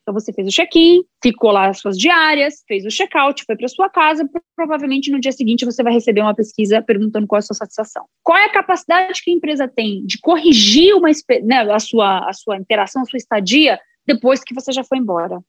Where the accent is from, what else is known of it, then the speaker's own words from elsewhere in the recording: São Carlos, São Paulo, Brazil; Sou nascida numa cidade do interior, em São Paulo, São Carlos